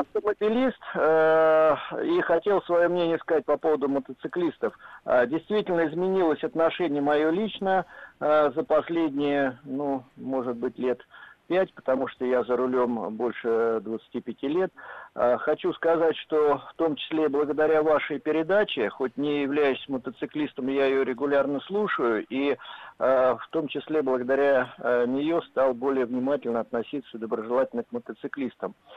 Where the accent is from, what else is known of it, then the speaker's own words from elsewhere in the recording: Moscow, Russia; я из Москвы